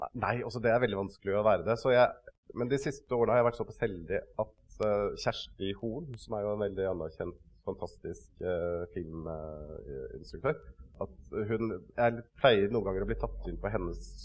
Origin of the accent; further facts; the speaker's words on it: Kragerø, Telemark, Norway; vokste opp, ikke så langt unna her, i uh, Kragerø. Uh, Sannidal var det jeg vokste opp, sånn ute på bygda, rett ved siden av den.